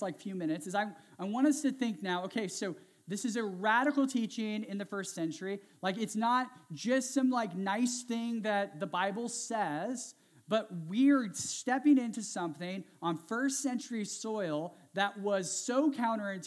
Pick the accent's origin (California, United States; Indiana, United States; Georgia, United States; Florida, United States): California, United States; Central Valley of; I grew up in the Central Valley of California.